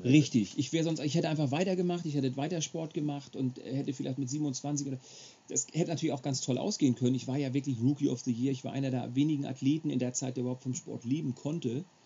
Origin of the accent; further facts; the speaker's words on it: Schleswig-Holstein, Germany; ich bin gebürtiger Schleswig-Holsteiner